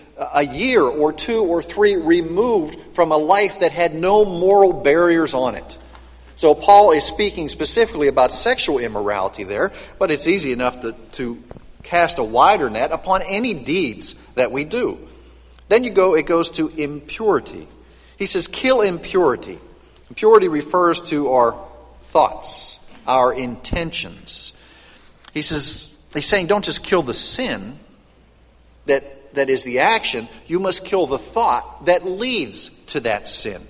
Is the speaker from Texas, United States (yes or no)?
no; western Pennsylvania, United States; Growing up in western Pennsylvania, I knew a lot of coal miners